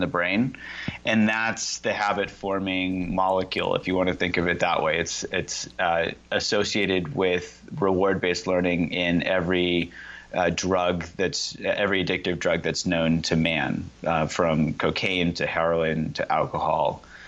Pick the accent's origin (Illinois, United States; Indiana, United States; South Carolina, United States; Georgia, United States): Indiana, United States; I grew up in Indiana